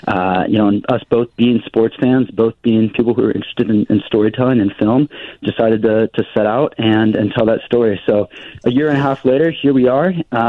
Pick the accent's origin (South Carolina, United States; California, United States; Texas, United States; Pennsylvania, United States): Texas, United States; Dallas; now in Chicago, United States; I am born and raised in Dallas, Texas, so I am a Cowboys fan.